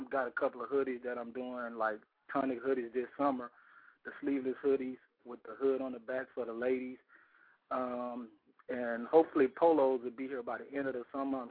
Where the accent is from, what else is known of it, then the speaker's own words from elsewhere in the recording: Baton Rouge, Louisiana, United States; I'm from Baton Rouge, Louisiana